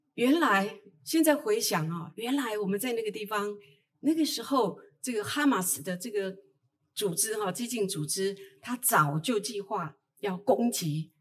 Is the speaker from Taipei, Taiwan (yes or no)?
no; Taitung County, Taiwan; 我来自台东，呃，卑南族